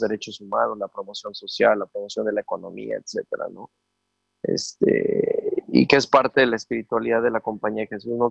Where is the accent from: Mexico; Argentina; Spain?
Mexico; Puebla; papá, mamá de Veracruz, yo soy de Puebla. Este, por azares del destino, antes de que yo naciera, llegaron a Puebla a trabajar